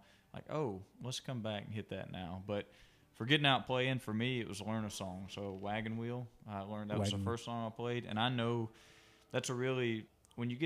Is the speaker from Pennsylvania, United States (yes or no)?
no; Waynesboro, Georgia, United States; also born or lived in Ashland, Alabama / Lineville, Alabama / Canton, Georgia; I grew up just south of Augusta in Waynesboro, Georgia